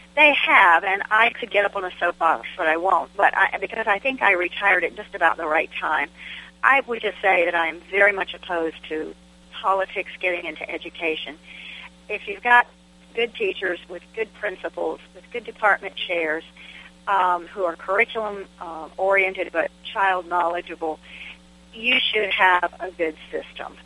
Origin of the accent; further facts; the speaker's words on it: Fairfax County, Virginia, United States; now in Smith Mountain Lake, United States; I am a, a, a native-born Virginian, and I have lived most of my life in Virginia. I was born in Fairfax County, Virginia, which is northern Virginia